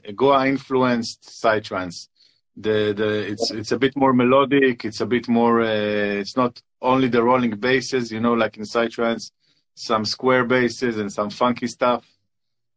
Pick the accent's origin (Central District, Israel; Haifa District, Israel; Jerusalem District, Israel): Jerusalem District, Israel; Jerusalem; moved away as an adult; now in Tel Aviv, Israel; I'm from Jerusalem originally. Now I live in Tel Aviv